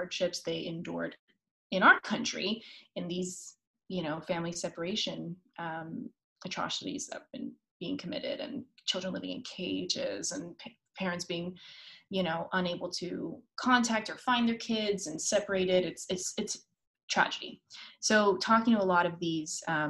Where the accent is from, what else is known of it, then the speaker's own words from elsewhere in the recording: Miami, Florida, United States; also born or lived in Los Angeles, United States; now in New York, United States; it's the world I grew up in, the community I grew up in Miami